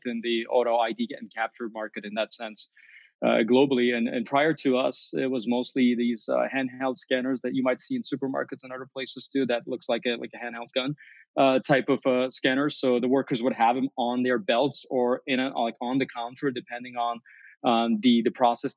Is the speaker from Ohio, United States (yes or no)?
no; Chicago, Illinois, United States; as a Chicagoan